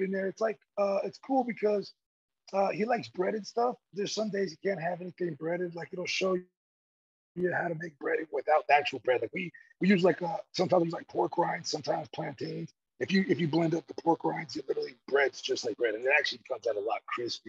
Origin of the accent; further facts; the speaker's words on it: Georgia, United States; I'm from Georgia